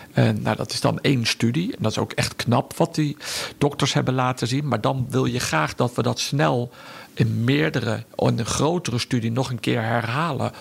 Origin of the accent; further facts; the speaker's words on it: Udenhout, North Brabant, Netherlands; moved away as an adult; daar heb ik altijd gewoond in mijn jeugd